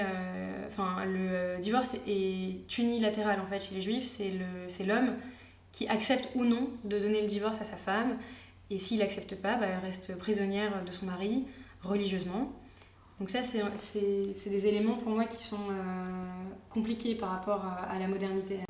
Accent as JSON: {"language": "French", "town": "Paris", "region": "Île-de-France", "country": "France", "tie": "born or raised there", "also_born_or_lived": "Israel", "moved": "yes", "said": "je suis née en France, je pense pas avoir un accent juif pied noir euh, spécialement marqué"}